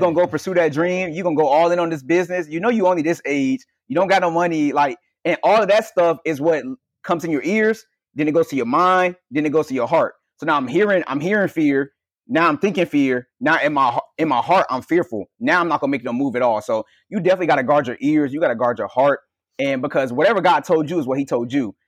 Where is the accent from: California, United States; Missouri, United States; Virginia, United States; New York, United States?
Virginia, United States; also born or lived in New Jersey; I feel like I have work to do in Virginia, which is my hometown